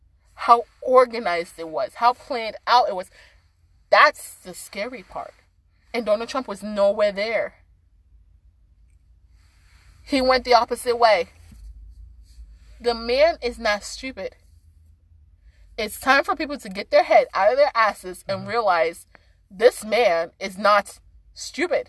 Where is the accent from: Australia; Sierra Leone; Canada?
Sierra Leone; moved away; I'm from Sierra Leone.